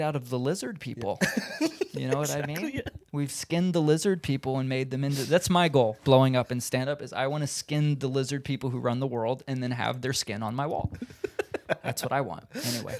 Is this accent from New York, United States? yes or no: no; Indiana, United States; moved away as an adult; now in Los Angeles, United States; I'm from Indiana